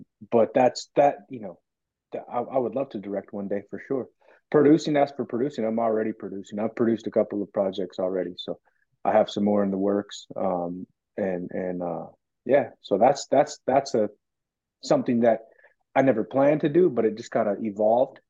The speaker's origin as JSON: {"language": "English", "region": "Alaska", "country": "United States", "tie": "born or raised there", "said": "my village in my hometown, Alaska"}